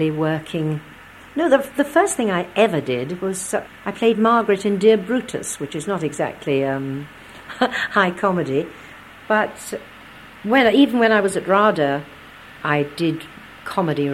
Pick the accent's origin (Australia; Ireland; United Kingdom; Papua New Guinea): United Kingdom; London; I was born in Streatham, and really the first house I remember was a big old Victorian house in Palace Road, which was Streatham Hill. And because I went to school there